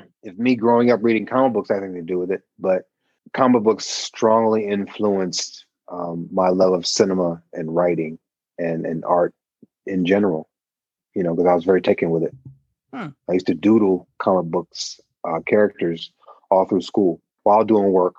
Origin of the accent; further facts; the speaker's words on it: Dayton, Ohio, United States; I grew up in the Midwest. I'm from Dayton, Ohio